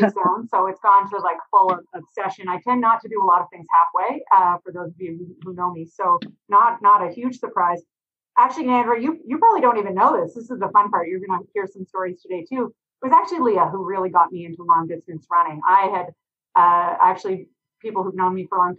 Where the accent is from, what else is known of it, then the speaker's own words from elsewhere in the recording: Quebec, Canada; moved away as an adult; now in Halifax, Canada; I'm originally from Quebec and moved to Nova Scotia 25 years ago